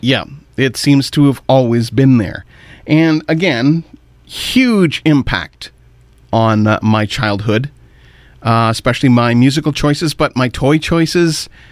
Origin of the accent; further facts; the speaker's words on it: Kitchener, Ontario, Canada; also born or lived in Pembroke, Ontario / Ottawa, Ontario; From there, we moved to Kitchener, and I've lived there the rest of my 50 years